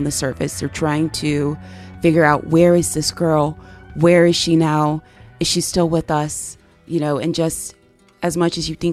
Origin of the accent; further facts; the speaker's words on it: South Carolina, United States; I had growing up in South Carolina